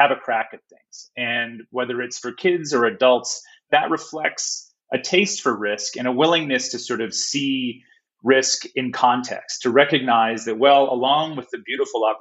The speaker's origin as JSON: {"language": "English", "country": "United States", "moved": "as an adult", "lives_now": "Australia", "said": "as an American"}